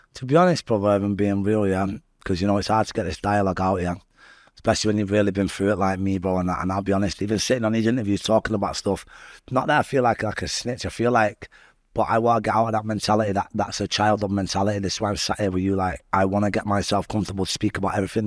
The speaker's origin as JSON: {"language": "English", "town": "Salford", "region": "North West England", "country": "United Kingdom", "tie": "born or raised there", "also_born_or_lived": "Manchester", "said": "growing up in Little Autumn was a bit mad"}